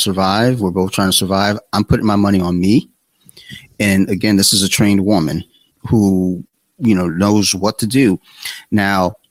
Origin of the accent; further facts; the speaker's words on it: Columbia, Maryland, United States; also born or lived in Detroit, Michigan / Flint, Michigan; I'm from Detroit, but I didn't grow up in Detroit. I grew up in Columbia